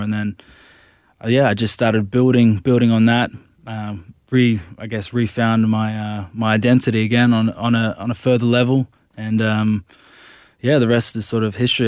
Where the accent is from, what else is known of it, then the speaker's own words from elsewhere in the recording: Gold Coast, Queensland, Australia; also born or lived in Brisbane; I grew up on the Gold Coast when I was about fifteen years old. I moved to Nudgee College, it's a big school in Brisbane